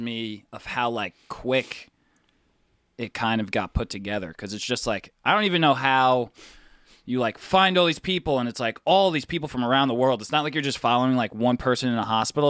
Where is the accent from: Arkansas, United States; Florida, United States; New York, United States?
New York, United States; New York City; We're from New York